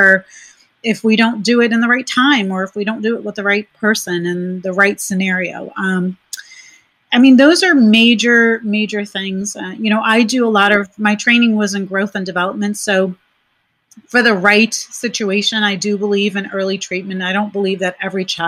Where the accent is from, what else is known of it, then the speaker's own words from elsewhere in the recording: New York, United States; moved away; I'm originally from New York. And so making the move from New York